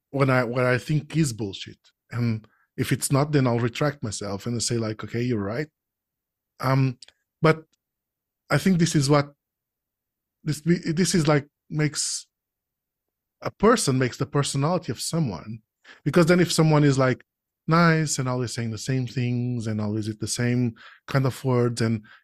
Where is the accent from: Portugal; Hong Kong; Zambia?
Portugal; I'm not from Brazil. I'm from Portugal.